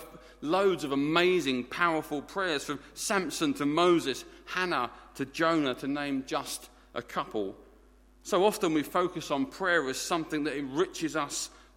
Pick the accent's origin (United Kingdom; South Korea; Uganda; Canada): United Kingdom; Essex, East of England; accent: Essex; My native tongue is Essex, and we speak our own language down there in it